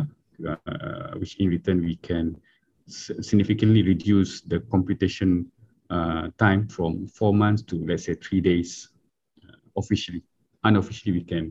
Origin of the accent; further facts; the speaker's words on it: Miri, Sarawak, Malaysia; moved away; also born or lived in Japan / Kuala Lumpur; I'm from Miri, Sarawak.